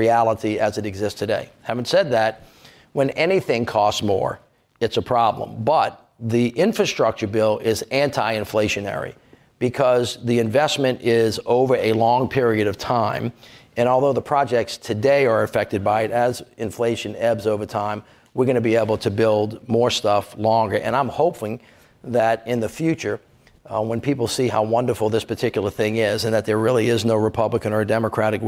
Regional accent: Louisiana, United States; I'm from Louisiana

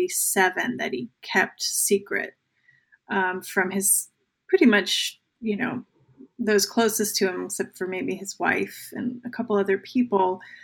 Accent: New Jersey, United States; Now, I grew up in New Jersey, so you know, like when people are like, that sounds made up.

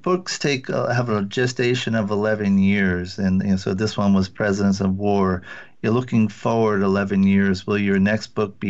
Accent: New England, United States; And as I mentioned, I grew up in New England.

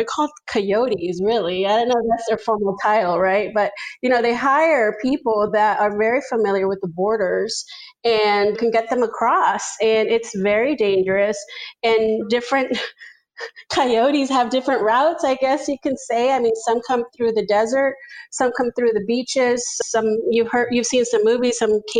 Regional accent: Zacatecas, Mexico; born there; I was born in Zacatecas, Mexico, which is the center state of Mexico.

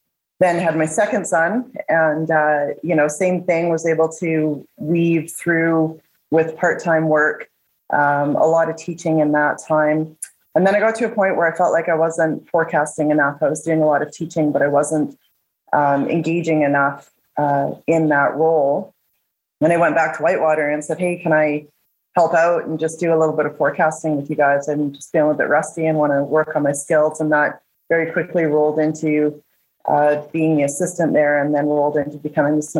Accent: Nelson, British Columbia, Canada; I'm born and raised in Nelson, BC

